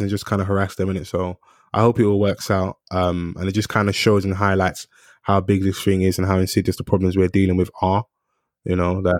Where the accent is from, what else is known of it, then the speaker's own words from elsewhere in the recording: London, United Kingdom; I'm from South